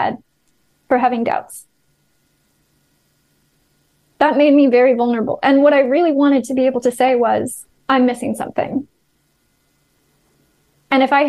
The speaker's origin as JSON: {"language": "English", "country": "United States", "moved": "yes", "said": "my home country"}